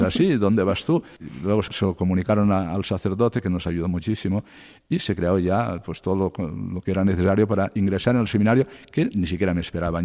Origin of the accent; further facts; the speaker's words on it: Cocentaina, Valencian Community, Spain; moved away as an adult; also born or lived in Castellón / Murcia; now in Alcalá de Henares, Spain; en mi pueblo, en Cocentaina, provincia de Alicante y diócesis de Valencia